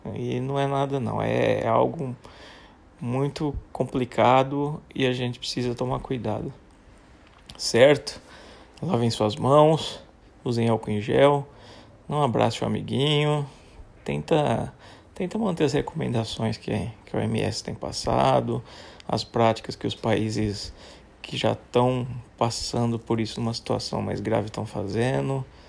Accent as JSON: {"language": "Portuguese", "country": "Brazil", "said": "sou brasileiro"}